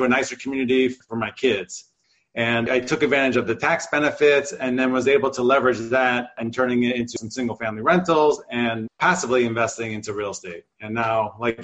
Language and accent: English; New Jersey, United States; now in Los Angeles, United States; I was shoveling driveways and auto detailing growing up in New Jersey.